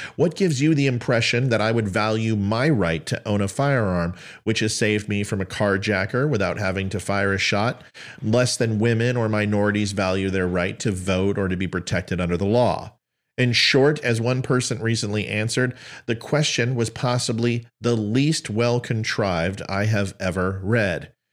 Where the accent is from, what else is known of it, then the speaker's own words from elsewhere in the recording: Aurora, Colorado, United States; moved away; also born or lived in El Paso, Texas; I'm from Aurora, Colorado